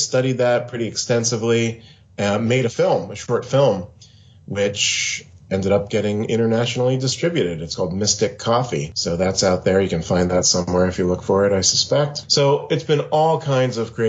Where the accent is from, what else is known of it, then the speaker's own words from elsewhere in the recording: Pennsylvania, United States; now in Seattle, United States; I grew up in Pennsylvania on the east coast of the USA, and now I'm currently in Seattle on the west coast.